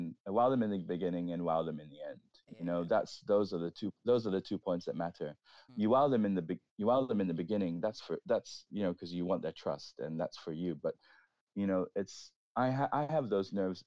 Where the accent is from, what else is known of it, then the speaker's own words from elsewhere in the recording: Singapore; moved away as an adult; also born or lived in London, United Kingdom; now in Berlin, Germany; I grew up raving in Singapore.